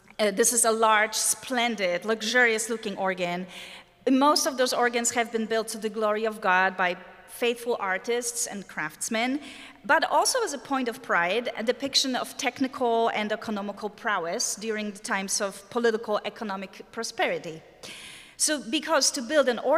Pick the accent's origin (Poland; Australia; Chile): Poland; English is a second language; moved away as an adult; also born or lived in Germany / Netherlands; now in United States; I was born and lived in Poland, as you can probably detect from my accent, for about 30 years of my life